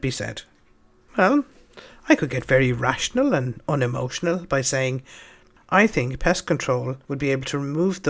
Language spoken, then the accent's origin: English; Dublin, Leinster, Ireland; I'm from Dublin